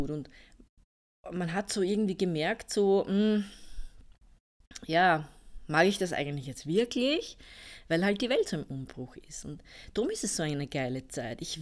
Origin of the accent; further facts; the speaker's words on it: Austria; also ich bin ja aus Österreich, wie man wahrscheinlich unschwer hören kann.